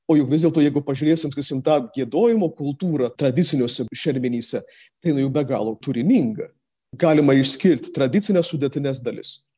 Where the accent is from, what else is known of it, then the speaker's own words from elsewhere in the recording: Samogitia, Lithuania; Netgi mes žemaičiai jau fiksuojam tą, kad ne visose šermenyse yra gėdami žemaičių kalba